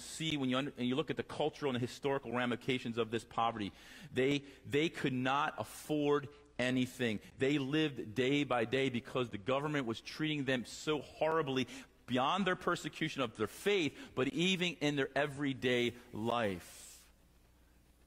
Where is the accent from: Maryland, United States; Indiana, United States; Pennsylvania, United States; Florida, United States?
Pennsylvania, United States; Lancaster; I'm from Lancaster, Pennsylvania